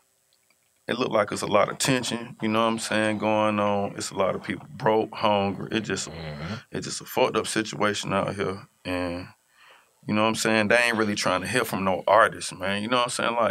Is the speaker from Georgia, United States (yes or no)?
yes; Atlanta, Georgia, United States; I'm from Atlanta